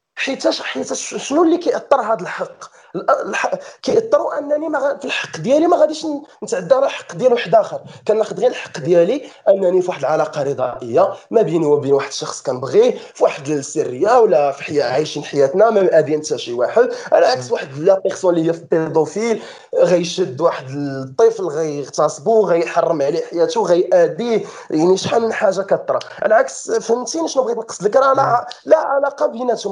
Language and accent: Arabic; Morocco